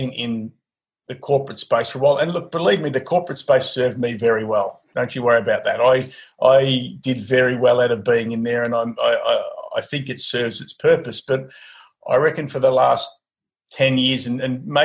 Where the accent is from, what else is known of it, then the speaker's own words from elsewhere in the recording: Mildura, Victoria, Australia; I grew up in Mildura